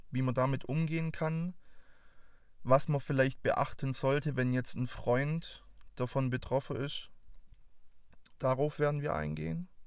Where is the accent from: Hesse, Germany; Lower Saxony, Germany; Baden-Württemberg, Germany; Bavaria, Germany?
Baden-Württemberg, Germany; accent: Swabian; Ich bin 24 Jahre alt, komme aus der Nähe von Stuttgart. Für alle, die jetzt meinen wunderbaren Dialekt noch nicht zuordnen konnten. Ich will euch nicht versprechen, dass das Schwäbische bei mir nicht durchkommt.